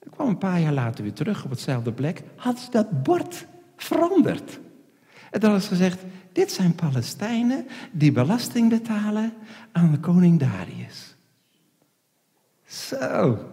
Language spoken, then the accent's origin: Dutch; Netherlands; Ik zeg, nee, ik ben geen Duitser. Ik ben een Hollander